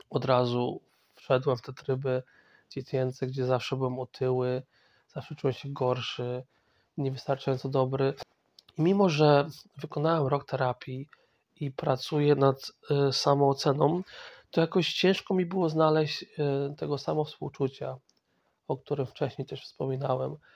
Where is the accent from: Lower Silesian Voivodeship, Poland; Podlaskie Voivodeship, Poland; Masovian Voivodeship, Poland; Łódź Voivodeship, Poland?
Masovian Voivodeship, Poland; born there; E, ja pochodzę z, znaczy urodziłem się w, w dużym mieście na Mazowszu, ale moja rodzina pochodzi z wiosek, wsi